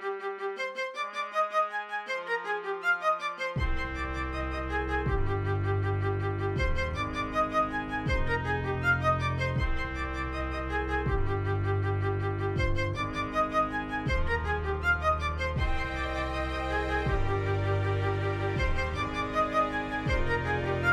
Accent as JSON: {"language": "English", "country": "United Kingdom", "said": "As a Brit"}